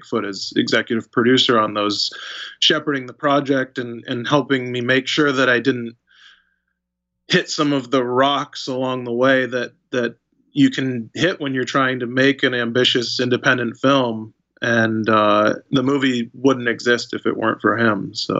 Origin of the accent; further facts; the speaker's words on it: Albany, New York, United States; I was born in Albany